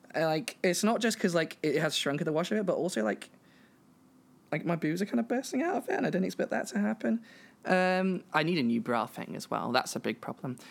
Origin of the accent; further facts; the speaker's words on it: England, United Kingdom; I'm a British trans woman from Britain and England, and that sort of thing, that general area